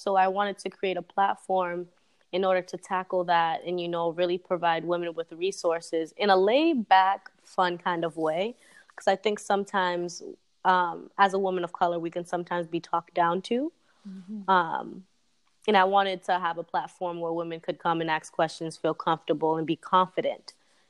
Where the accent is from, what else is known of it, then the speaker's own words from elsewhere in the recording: Haiti; born there; Well, I was born in Haiti, so that counts.